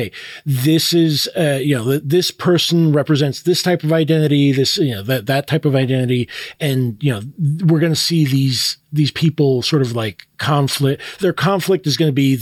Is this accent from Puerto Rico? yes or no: yes; Puerto Rico; I'm from Puerto Rico, we're supposedly considered part of the U.S.